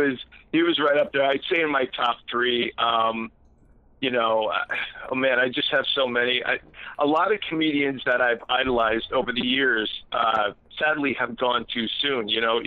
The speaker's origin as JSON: {"language": "English", "region": "Pennsylvania", "country": "United States", "also_born_or_lived": "New Jersey / Western Massachusetts", "moved": "yes", "lives_now": "Massachusetts, United States", "said": "I'm actually originally from Pennsylvania. And what happened was I met a Jersey girl. I moved out there. I was there for 9 years. I loved New Jersey. I lived right near the shore"}